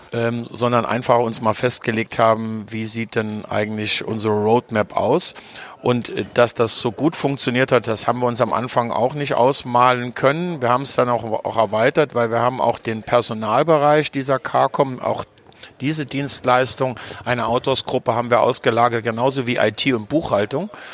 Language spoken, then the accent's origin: German; Trier, Rhineland-Palatinate, Germany; moved away; in meiner Heimatstadt Trier